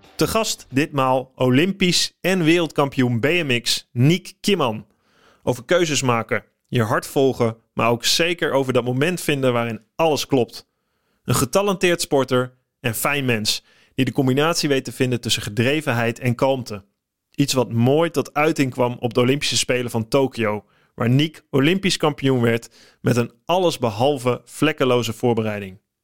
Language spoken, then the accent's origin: Dutch; Holten, Overijssel, Netherlands; ik kom uit Holte, ook Overijssel.